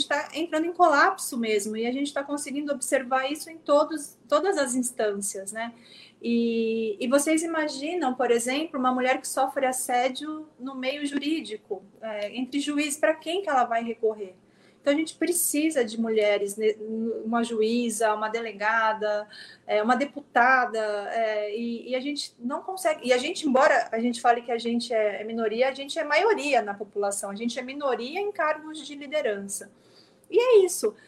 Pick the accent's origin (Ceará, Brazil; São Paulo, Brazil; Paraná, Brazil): São Paulo, Brazil; São Vicente; born or raised there; moved away as an adult; now in São Paulo, Brazil